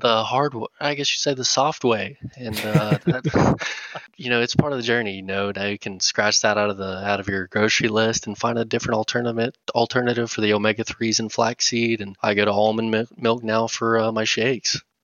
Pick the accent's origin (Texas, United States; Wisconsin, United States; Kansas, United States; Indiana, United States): Texas, United States; McLean; moved away as an adult; also born or lived in Pampa, Texas / Amarillo, Texas; now in Dallas, United States; I spent most of my life in McLean, Texas, which is east of Amarillo